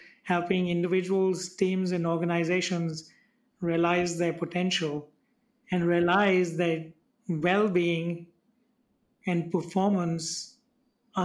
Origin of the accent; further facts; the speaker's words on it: India; I'm from India.